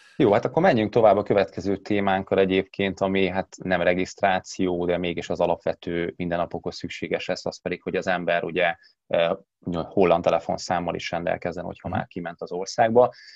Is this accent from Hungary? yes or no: yes; Hungary; also born or lived in Netherlands